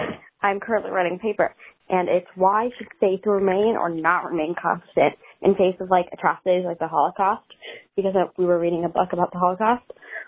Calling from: Maryland, United States; from Maryland

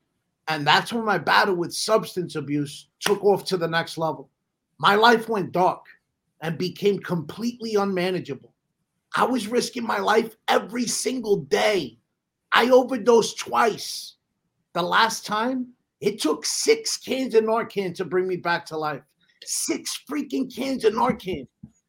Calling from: New York, United States; I'm coming in from New York.

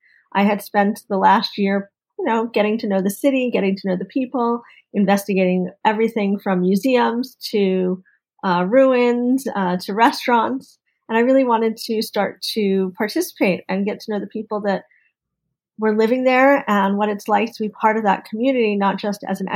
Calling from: California, United States; I am in Marin County, just outside San Francisco, about 11 miles.

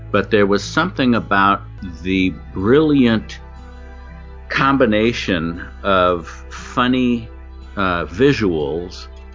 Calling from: Los Angeles, California, United States; I'm calling from Studio City, California. I am now a writer and voiceover actor.

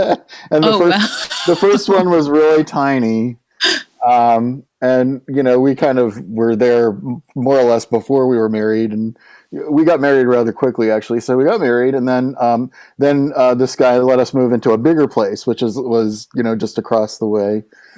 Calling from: Washington, D.C. area, United States; Yeah, I'm just outside of Washington, D.C.

